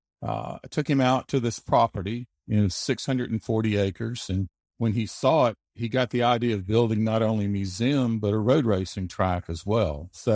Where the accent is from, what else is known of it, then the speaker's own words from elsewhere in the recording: Alabama, United States; also born or lived in Germany; Yeah, I mostly grew up in Alabama, except for a few years in Germany. My father was in the military, but I grew up mostly in Alabama.